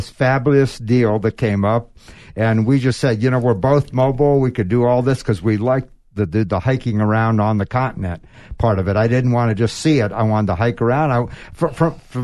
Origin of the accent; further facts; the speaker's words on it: Florida, United States; now in Tucson, United States; growing up in Florida